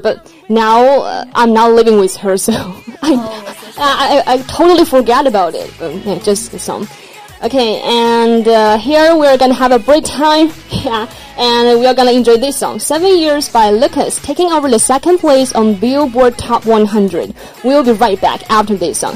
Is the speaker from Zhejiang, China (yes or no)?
yes; Wenzhou, Zhejiang, China; English is a second language; moved away as an adult; now in Jinhua, China; I, I, feel the same way about my hometown, Wenzhou